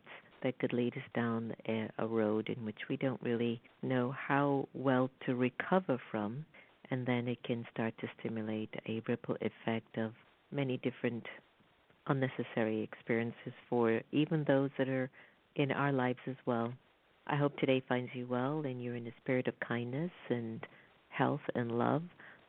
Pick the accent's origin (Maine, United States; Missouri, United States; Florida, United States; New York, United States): Florida, United States; I'm from South Florida, too, and I remembered when that rush of immigrants from Haiti, from Cuba, when they were all coming